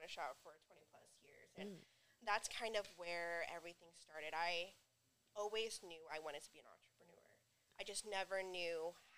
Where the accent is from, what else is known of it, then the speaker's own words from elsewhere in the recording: Stockton, California, United States; also born or lived in Long Beach, California; when I was about like 4 or 5, they moved back to Stockton to be with my mom's side of the family. And ever since then, I've lived in Stockton